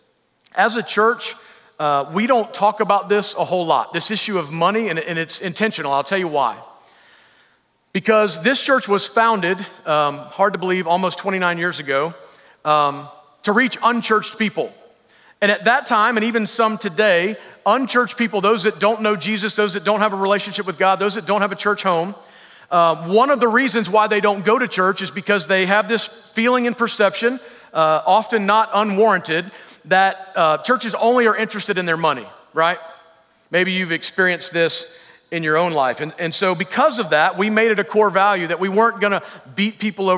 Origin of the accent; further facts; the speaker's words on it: the South, United States; I'm from the South